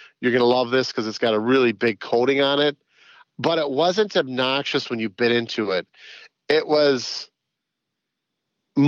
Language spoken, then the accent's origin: English; White Bear Lake, Minnesota, United States; White Bear Lake. That's my hometown